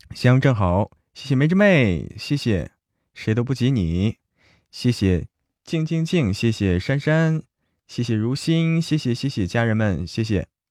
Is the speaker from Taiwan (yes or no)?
no; Zhangjiakou, Hebei, China; 河北张家口